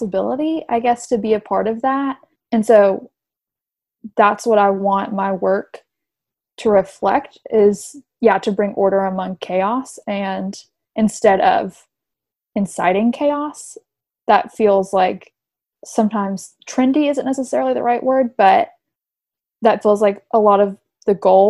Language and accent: English; Tennessee, United States; moved away as an adult; also born or lived in Texas; now in Washington, D.C., United States; I'm from Tennessee